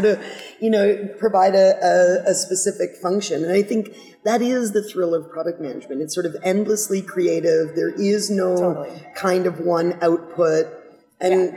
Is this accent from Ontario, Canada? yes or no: yes; Toronto, Ontario, Canada; moved away; I'm from Toronto originally.